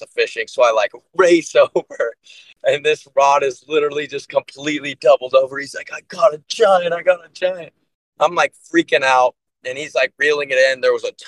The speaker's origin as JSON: {"language": "English", "town": "Austin", "region": "Texas", "country": "United States", "tie": "born or raised there", "also_born_or_lived": "Nashville, Tennessee", "said": "I am from Austin, Texas"}